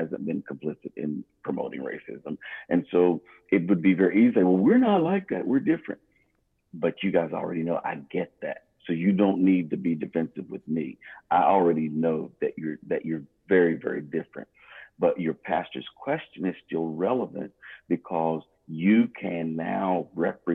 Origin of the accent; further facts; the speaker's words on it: United States; I'm American too